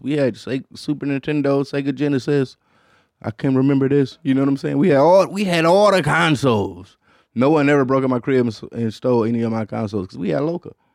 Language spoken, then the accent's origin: English; Detroit, Michigan, United States; as a black kid, in, in Detroit, Michigan